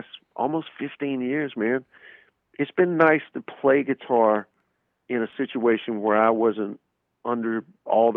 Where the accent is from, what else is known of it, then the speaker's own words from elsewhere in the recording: Birmingham, Alabama, United States; my hometown of Birmingham, Alabama